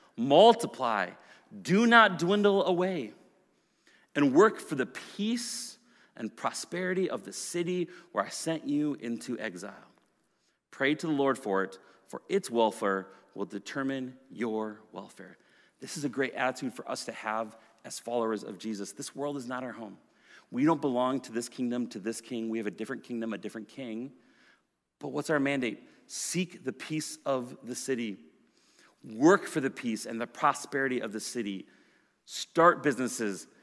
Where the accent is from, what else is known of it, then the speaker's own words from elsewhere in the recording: Minnesota, United States; I grew up as a Minnesotan, uh, in a white, middle-class family